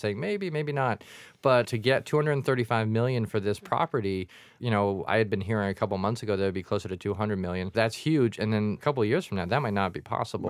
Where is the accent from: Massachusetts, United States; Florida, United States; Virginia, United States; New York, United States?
Massachusetts, United States; Quincy; growing up in Quincy Center